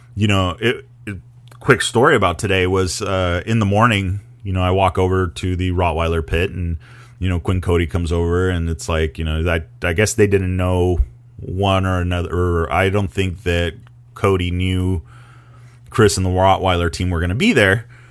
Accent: Mexico; I grew up in Baja

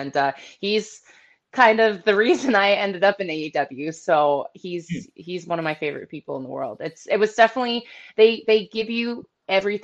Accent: Ohio, United States; moved away as an adult; now in Florida, United States; I'm an Ohio girl. I was born and raised in Ohio for about 25 years before I moved to Florida.

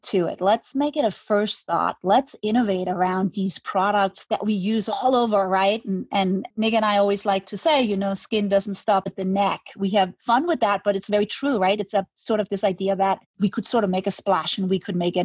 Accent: Denmark; moved away as an adult; now in Manhattan Beach, United States; I'm Danish. I'm born and raised in Denmark

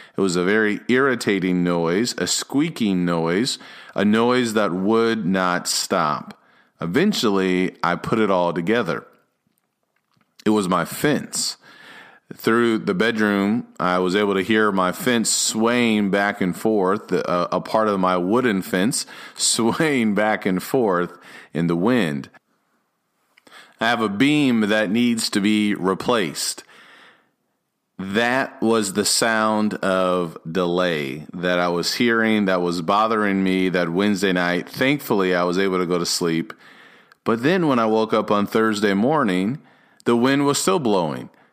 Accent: Illinois, United States; also born or lived in Dallas area, Texas; now in Dallas, United States; I grew up in Illinois, so I'm used to the cold

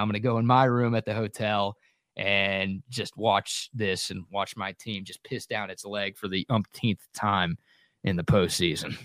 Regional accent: Dallas, Texas, United States; two buddies, like high school sweethearts that I grew up with in Dallas

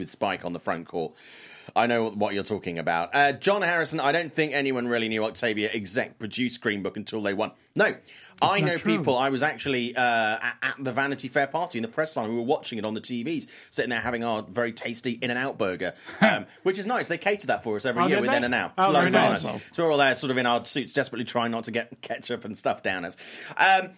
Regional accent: United Kingdom; I'm British

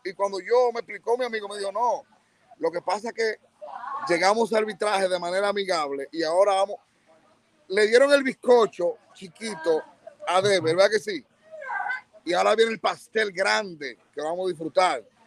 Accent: Bonao, Monseñor Nouel, Dominican Republic; Y Bonao, mi pueblo, siempre.

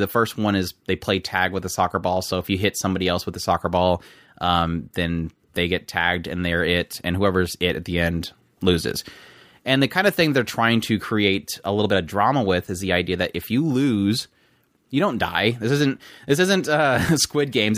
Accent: United States; I'm American.

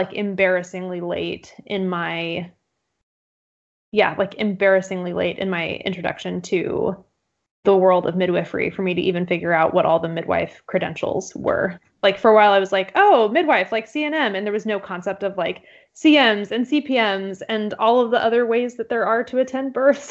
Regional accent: Central Texas, United States; moved away as an adult; also born or lived in Austin, Texas / Atlanta, Georgia; now in Portland, United States; I'm not originally from Portland. I've lived kind of all over, but I grew up in Central Texas

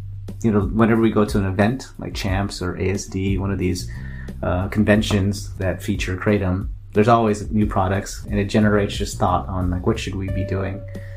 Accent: San Diego, California, United States; oh, where are you guys from? I'm like, oh, San Diego

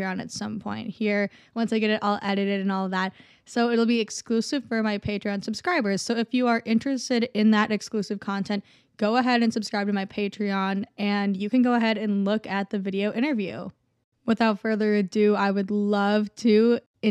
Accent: Minnesota, United States; I'm from Minnesota too

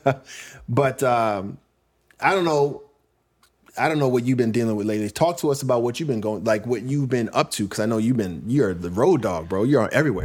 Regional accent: Brentwood, New York, United States; moved away as an adult; also born or lived in Queens, New York; now in Los Angeles, United States; I was in Queens and Brentwood when I grew up. And, uh, mostly in Brentwood, a little bit in Queens

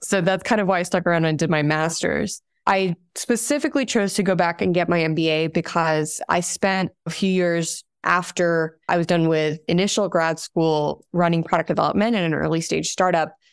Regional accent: Abu Dhabi, United Arab Emirates; now in United States; I'm originally from Abu Dhabi, from the United Arab Emirates. That's where I was born and raised

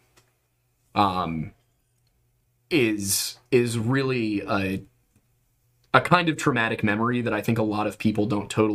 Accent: Southeastern Pennsylvania, United States; We're both from the East Coast. We're both from Southeastern Pennsylvania

